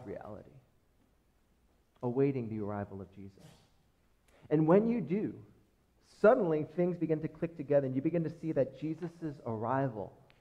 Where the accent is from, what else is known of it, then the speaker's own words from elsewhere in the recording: United States; as American Christians